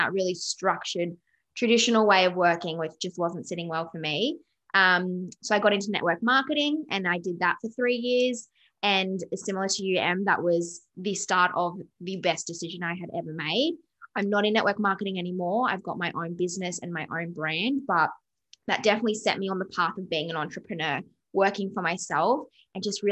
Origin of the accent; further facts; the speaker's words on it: Canberra, Australian Capital Territory, Australia; moved away as an adult; now in Gold Coast, Australia; I'm originally from Canberra, which is very like corporate grind